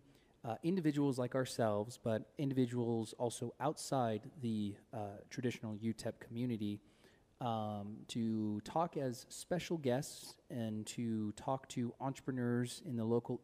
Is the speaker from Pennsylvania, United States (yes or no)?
no; El Paso, Texas, United States; also born or lived in Houston, Texas; I am born and raised in El Paso, Texas.